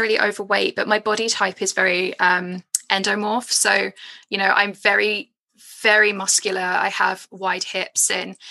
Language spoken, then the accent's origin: English; Edgware, London, United Kingdom; I grew up in Edgware. I was born in Edgware